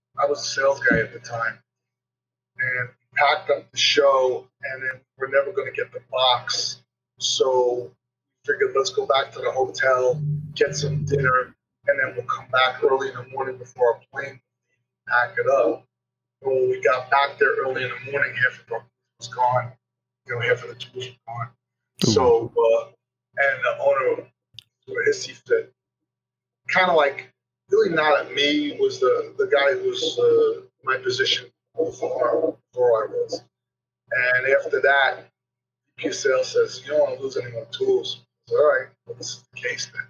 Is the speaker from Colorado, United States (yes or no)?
no; New York, United States; I'm from New York